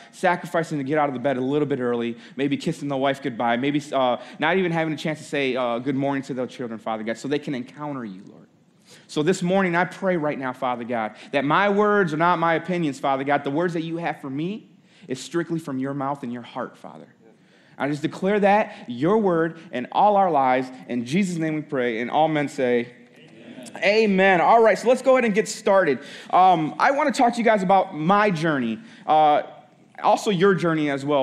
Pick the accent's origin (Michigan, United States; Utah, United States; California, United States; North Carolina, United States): Michigan, United States; Holland; I grew up in Holland, Michigan